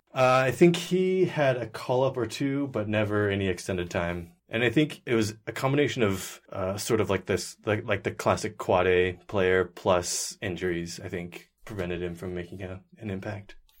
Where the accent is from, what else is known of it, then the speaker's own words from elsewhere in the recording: Seattle, Washington, United States; also born or lived in Bellingham, Washington; I was born in Seattle, Washington, and I've lived there pretty much my entire life